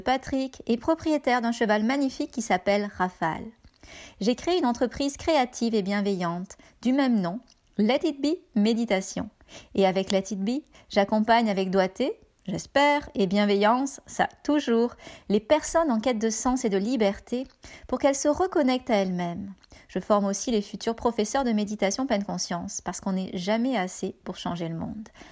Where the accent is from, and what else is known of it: France; now in Canada